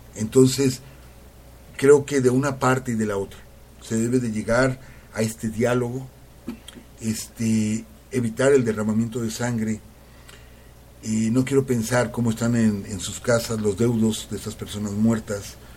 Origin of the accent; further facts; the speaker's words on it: Mexico; somos mexicanos